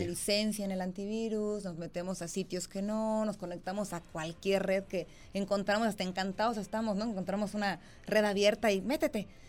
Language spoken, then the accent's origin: Spanish; Mexico; como mexicanos